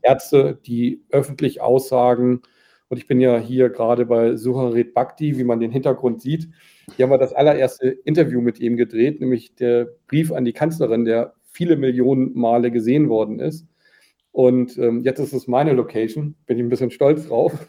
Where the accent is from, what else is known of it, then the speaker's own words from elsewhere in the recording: Germany; als Deutsche